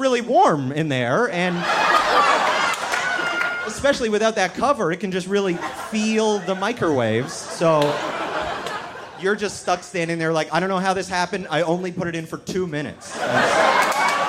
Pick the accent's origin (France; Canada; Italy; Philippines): Canada; moved away as an adult; now in United States; I am from Canada originally, but I moved down to the States this year